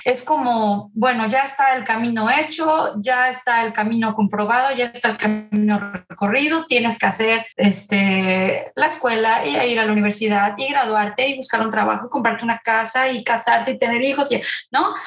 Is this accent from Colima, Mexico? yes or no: no; Puebla, Mexico; moved away; also born or lived in Zurich, Switzerland; soy una, mexicana poblana. Fui una niña siempre muy, muy activa